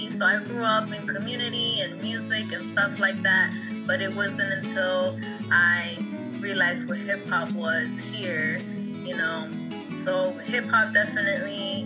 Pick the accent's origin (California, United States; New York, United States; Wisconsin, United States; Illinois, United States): California, United States; also born or lived in Quetzaltenango, Guatemala / Hawthorne, California; I was actually born in Guatemala, though. So I rep also as well Quetzaltenango. I was born next to a volcano, and then I was raised over here in California